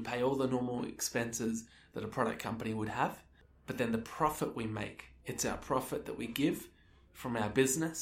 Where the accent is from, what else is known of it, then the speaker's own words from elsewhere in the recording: Melbourne, Victoria, Australia; moved away as an adult; now in New Zealand; I grew up in Australia, Melbourne, Australia